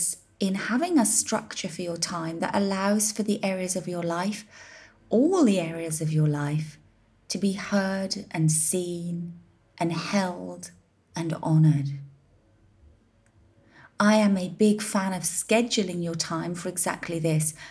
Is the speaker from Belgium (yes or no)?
no; United Kingdom; now in Ibiza, Spain; as a British business and a British citizen, albeit an ex-resident